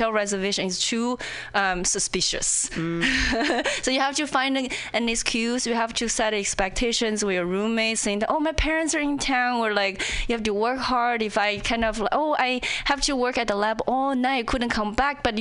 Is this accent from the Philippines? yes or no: no; China; English is a second language; moved away as an adult; also born or lived in Indiana; now in Seattle, United States; when I was in China